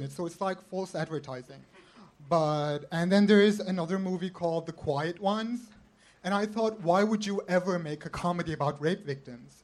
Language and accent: English; Los Angeles, California, United States; I'm from Los Angeles.